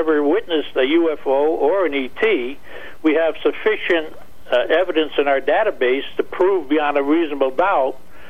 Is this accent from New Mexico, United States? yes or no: yes; Roswell, New Mexico, United States; now in New London, United States; I'm from Roswell, New Mexico.